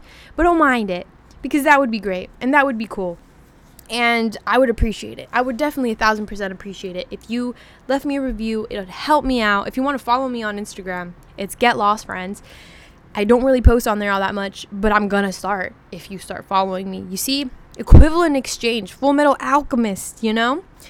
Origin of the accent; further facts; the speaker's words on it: Washington, United States; So I'm originally from Washington. And if you're from Washington, you know that all of us are caffeine addicts.